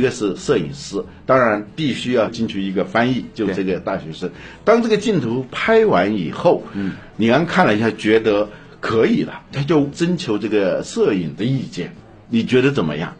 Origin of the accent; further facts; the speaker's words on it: China; 我们中国人